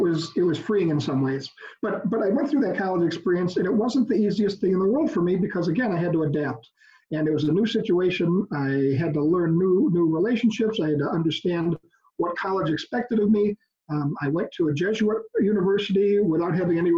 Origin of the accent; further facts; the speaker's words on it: West Allis, a suburb of Milwaukee, Wisconsin, United States; also born or lived in Oconomowoc, Wisconsin; I was raised in West Dallas, a suburb here of Milwaukee